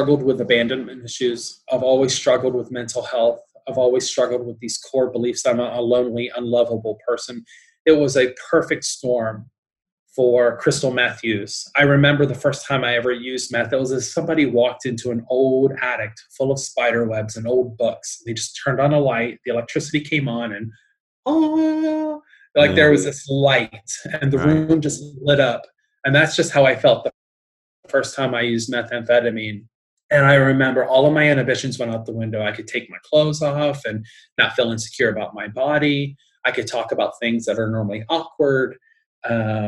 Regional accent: Newport, Kentucky, United States; moved away as an adult; also born or lived in Austin, Texas / California; I was 26 from Newport, Kentucky, living out in California

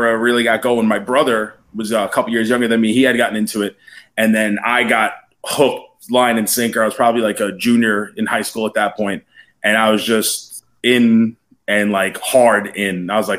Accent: New York, United States; because I grew up in New York.

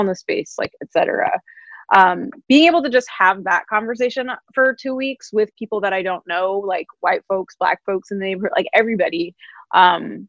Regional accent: New York, United States; I'm a New Yorker

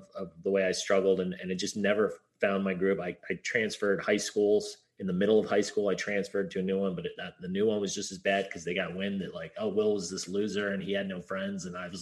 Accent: Hawaii, United States; also born or lived in Pasadena, California; I was born in Pasadena, California, they're like, "Hey, where should we live? Like, Hawaii sounds good."

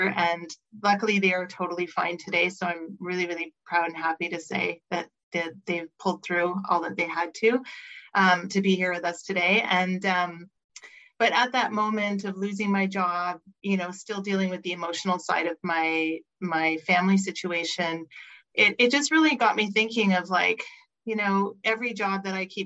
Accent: Montreal, Quebec, Canada; moved away as an adult; now in Vancouver, Canada; I grew up in Montreal, moved across the country to Vancouver

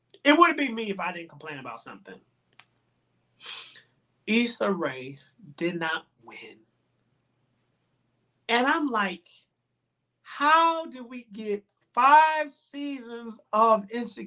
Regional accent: Chicago, Illinois, United States; now in New York, United States; I'm from Chicago.

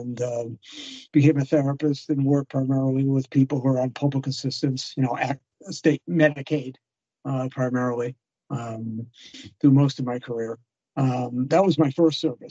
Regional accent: the East, East Coast, United States; moved away; I'm a beast from the East, so I can talk a million miles an hour, and that's culturally normative where I come from

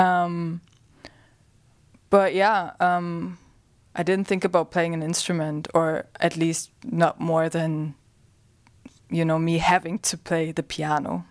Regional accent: Germany; I grew up in Germany.

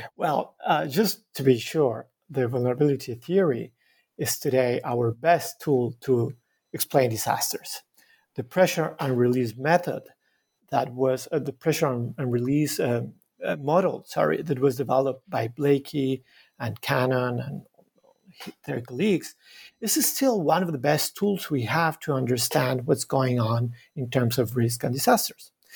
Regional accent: Bogota, Bogotá Capital District, Colombia; moved away as an adult; now in Montreal, Canada; I was, uh, born in Bogota in Colombia. I was raised in, in a, in a very crowded city, Bogota.

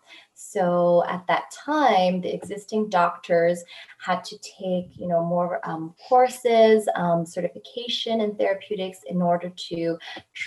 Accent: Toronto, Ontario, Canada; also born or lived in Boston; I'm a Canadian optometrist practicing in Toronto, Ontario. I went to school in Boston's New England College of Optometry. I came back to my hometown to practice optometry in 2012.

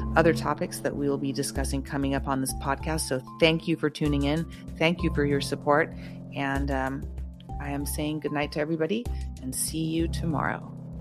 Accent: United States; I am an American

